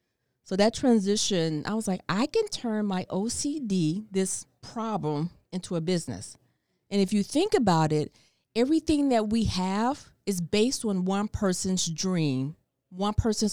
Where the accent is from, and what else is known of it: Chicago, Illinois, United States